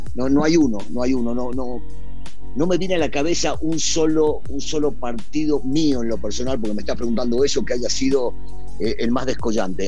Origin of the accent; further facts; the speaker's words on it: Argentina; moved away as an adult; also born or lived in Mexico; somos los argentinos